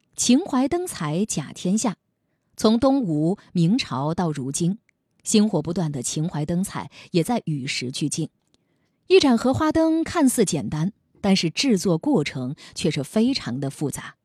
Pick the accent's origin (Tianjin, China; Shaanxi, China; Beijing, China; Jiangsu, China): Jiangsu, China; Nanjing; 我们南京人内心深处最依恋的年味儿